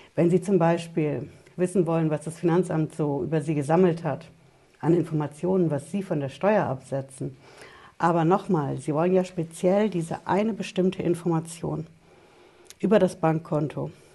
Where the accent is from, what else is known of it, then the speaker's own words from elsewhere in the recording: Germany; bei uns in Deutschland